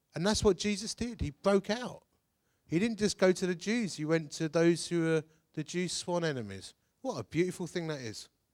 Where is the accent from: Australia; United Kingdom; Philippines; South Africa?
United Kingdom; Essex, East of England; I'm from Essex.